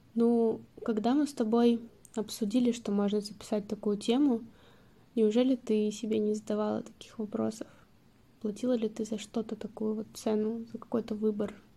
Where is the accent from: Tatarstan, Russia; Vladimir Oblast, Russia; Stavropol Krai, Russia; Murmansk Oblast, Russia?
Stavropol Krai, Russia; Stavropol; moved away; когда я возвращаюсь там, в Ставрополь обратно, мне такое ощущение, что я вообще не уезжала